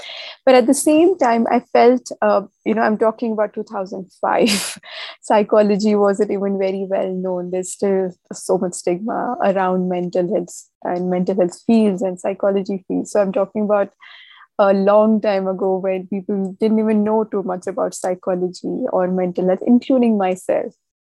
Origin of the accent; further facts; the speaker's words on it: Jammu and Kashmir, India; I'm a Kashmiri. I was born in Kashmir. I've been raised here.